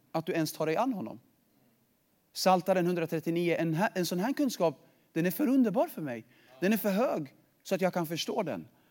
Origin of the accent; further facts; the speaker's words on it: Sweden; jag är född i Sverige